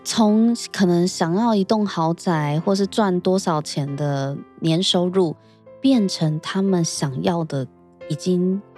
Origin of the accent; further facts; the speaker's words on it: Taiwan; 我自己也是身为台湾人